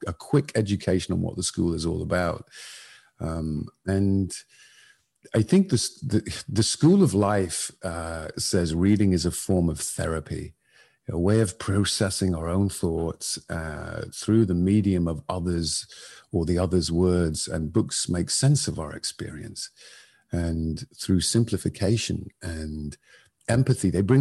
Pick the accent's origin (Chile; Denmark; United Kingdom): United Kingdom; Northern England; I grew up in Northern England in the 70s and 80s